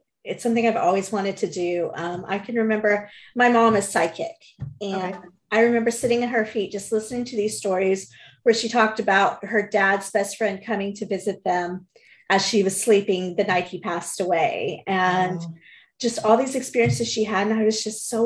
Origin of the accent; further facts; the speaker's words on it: San Antonio, Texas, United States; moved away; we are originally from San Antonio